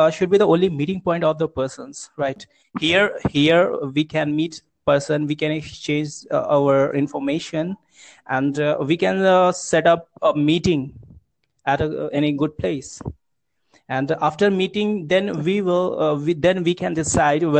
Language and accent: English; Uttar Pradesh, India; I'm from UP district, UP state, Uttar Pradesh.